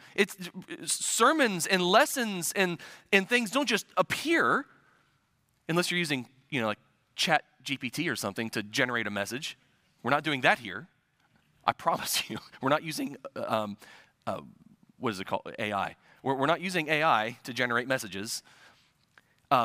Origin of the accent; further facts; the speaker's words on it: Midwest, United States; I'm a transplant from the Midwest. So I'm not originally from here